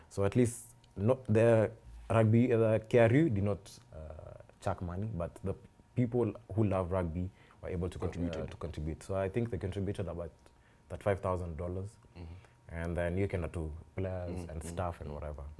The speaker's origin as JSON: {"language": "English", "country": "Kenya"}